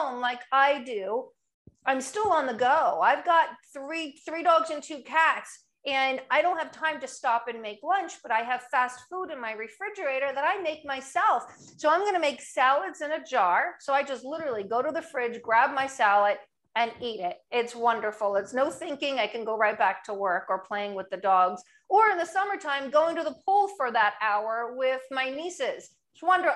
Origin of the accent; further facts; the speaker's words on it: New Jersey, United States; now in Annapolis, United States; I'm originally from New Jersey